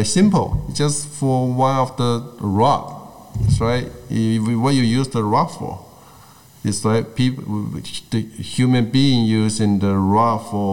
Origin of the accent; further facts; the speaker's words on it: Guangdong, China; English is a second language; moved away; I grew up in Guangdong.